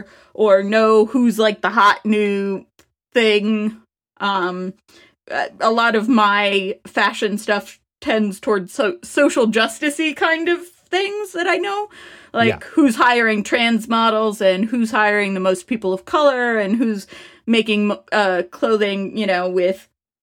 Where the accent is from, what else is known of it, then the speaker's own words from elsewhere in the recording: California, United States; I mean, like, I grew up in Southern California, likely.